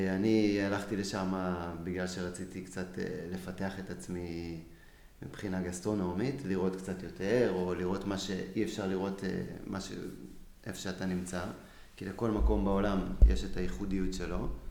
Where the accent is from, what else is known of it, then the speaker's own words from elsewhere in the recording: Israel; moved away as an adult; now in Florence, Italy; אני ישראלי